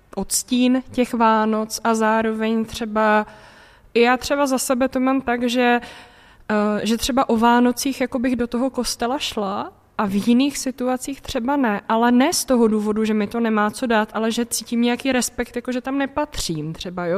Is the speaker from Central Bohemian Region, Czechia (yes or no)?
yes; Central Bohemian Region, Czechia; Já jsem, pocházím původně ze Středočeského kraje